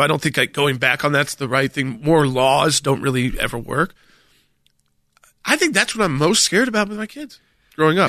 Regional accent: the South, United States; I'm a Southerner

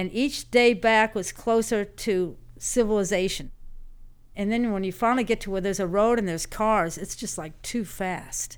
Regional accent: Louisville, Kentucky, United States; also born or lived in Fort Wayne, Indiana / Virginia; now in Louisiana, United States; I was born in Fort Wayne, Indiana, but I only spent a year there. Basically grew up in Louisville, Kentucky. That's what I would relate to as home.

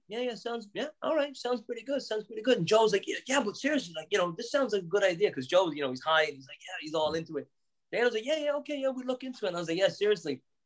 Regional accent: Newbridge, County Kildare, Ireland; moved away as an adult; now in Boston, United States; One of my closest friends from growing up in Newbridge

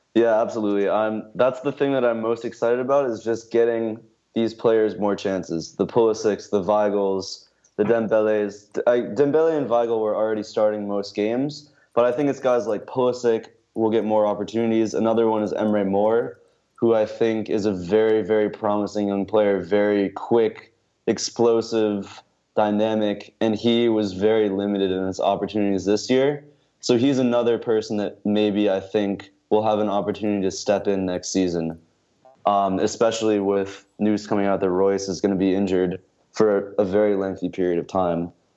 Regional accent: United States; as an American

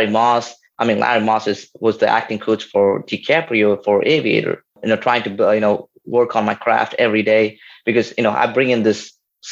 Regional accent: India; moved away as an adult; also born or lived in New Orleans, United States; now in United States; So I was born and raised in India.

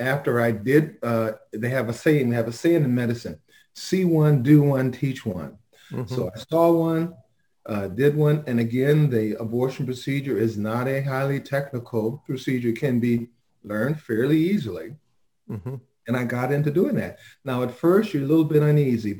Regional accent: Los Angeles, California, United States; born and raised in South Central

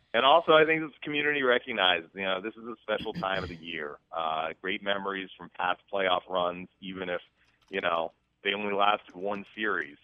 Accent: Massachusetts, United States; moved away as an adult; also born or lived in New York / Hershey, Pennsylvania; now in Tampa, United States; I grew up in Massachusetts and uh, was basically a Northeasterner.

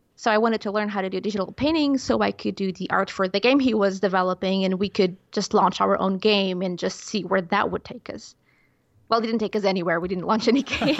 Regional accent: Portugal; English is a second language; growing up in Portugal, such a small country

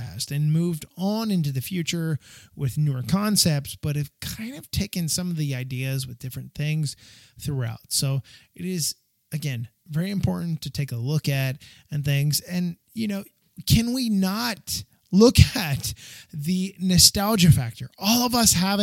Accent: Northeast, United States; growing up in the Northeast in the United States, a lot of snow in the winter

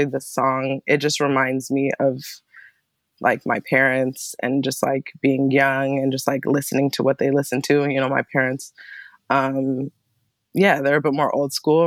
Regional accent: Ann Arbor, Michigan, United States; also born or lived in Berkeley, California; now in Bay Area, United States; I was, you know, born and raised in Ann Arbor

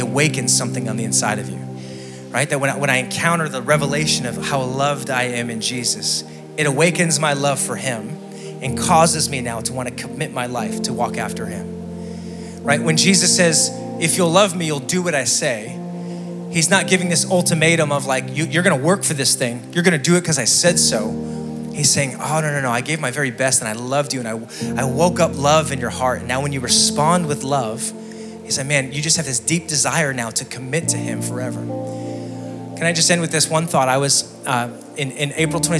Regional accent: Scranton, Pennsylvania, United States; I'm from Scranton, Pennsylvania, the electric city

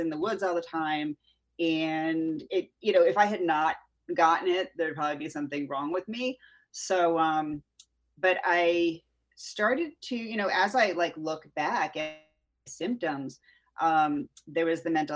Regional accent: Connecticut, United States; now in Florida, United States; I grew up in Connecticut, two towns over from Lyme, Connecticut.

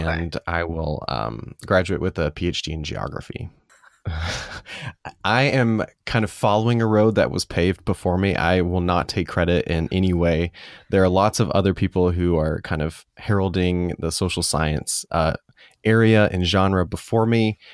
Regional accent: Calhoun, United States; downtown, um, in Calhoun, my hometown

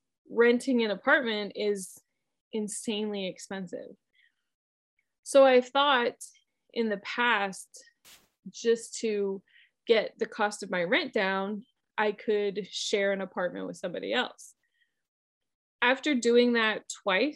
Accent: Midwest, United States; moved away; also born or lived in North Carolina; where I grew up in the Midwest, we had wind all the time.

